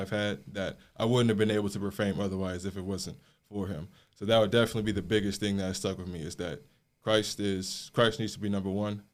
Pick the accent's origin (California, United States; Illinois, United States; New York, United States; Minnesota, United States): Illinois, United States; South Suburbs of Chicago; moved away as an adult; I grew up in the South Suburbs of Chicago, Illinois.